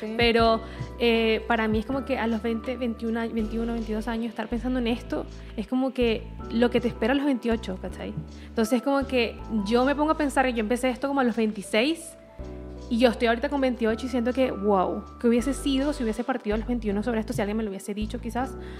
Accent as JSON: {"language": "Spanish", "country": "Venezuela", "moved": "yes", "lives_now": "Chile", "said": "me pasaba lo mismo en Venezuela muchas veces y no sentía que pertenecía a Venezuela"}